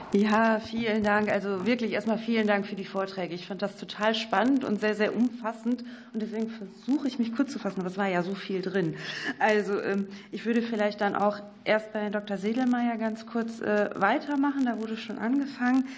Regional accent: North Rhine-Westphalia, Germany; ich komme aus NRW

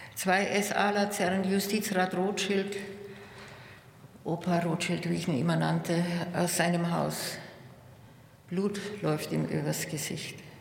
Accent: Munich, Bavaria, Germany; In meiner Heimatstadt

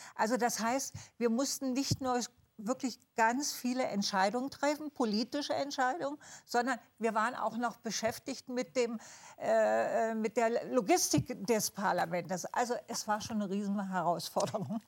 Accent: East Germany, Germany; bei uns im Osten

